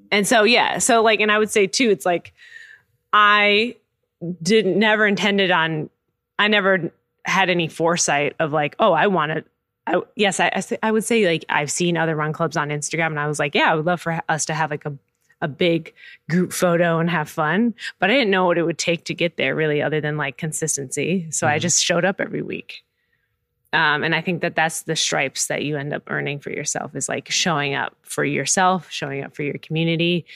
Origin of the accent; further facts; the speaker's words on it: Minneapolis, Minnesota, United States; moved away as an adult; now in Chicago, United States; I'm not from Chicago. I grew up in Minneapolis. I moved here 6 years ago